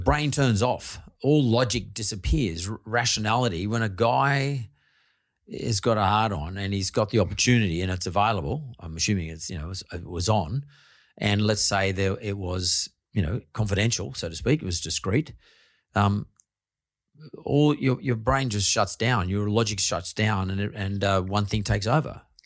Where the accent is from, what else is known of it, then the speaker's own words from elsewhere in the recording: Sydney, New South Wales, Australia; me growing up in Punch Bowl